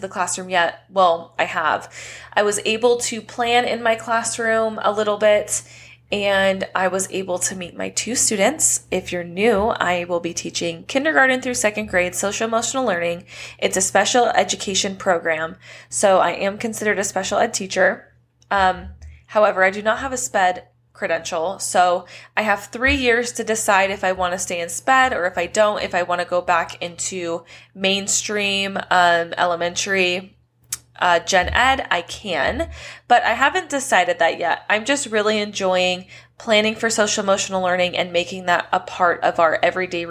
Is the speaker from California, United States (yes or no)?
yes; Southern California, United States; moved away as an adult; now in Las Vegas, United States; moving out of my hometown in this tiny-ish place in Southern California into a brand new state